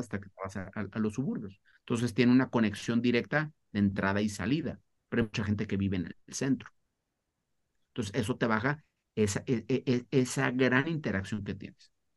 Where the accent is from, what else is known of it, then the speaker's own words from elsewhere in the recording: Mexico; also born or lived in Spain; nací en España, a los cinco años me fui, me vine, me vine a vivir a México